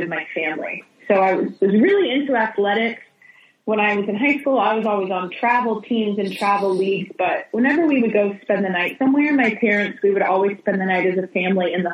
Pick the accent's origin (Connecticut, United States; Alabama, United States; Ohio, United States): Ohio, United States; moved away as an adult; also born or lived in New Jersey / Denver; now in Los Angeles, United States; I grew up in New Jersey, and then I was raised in Ohio. So outside of Cleveland, that's where my family lived throughout middle school and high school for me.